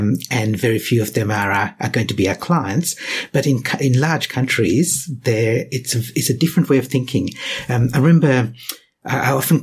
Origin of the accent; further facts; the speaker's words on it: Western Australia, Australia; also born or lived in Sri Lanka; I was born in Sri Lanka, I've grown up in Australia